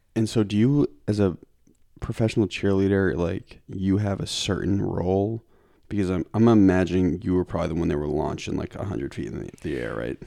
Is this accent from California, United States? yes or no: no; Lincoln, Massachusetts, United States; Lincoln, the woods